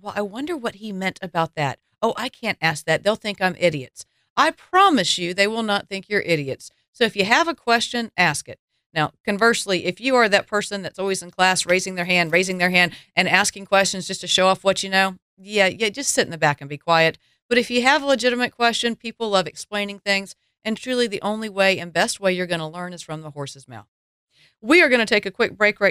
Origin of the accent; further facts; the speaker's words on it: the South, United States; accent: Southern; my Southern accent